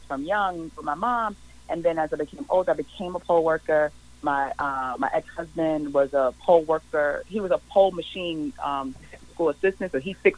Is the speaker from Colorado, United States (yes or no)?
no; New York City, New York, United States; I grew up in Harlem, you know, on welfare, food stamps, Medicaid, all of these social welfare programs